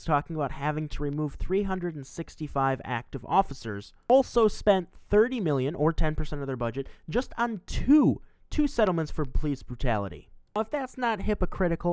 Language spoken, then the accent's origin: English; Milwaukee, Wisconsin, United States; I'm from Milwaukee, Wisconsin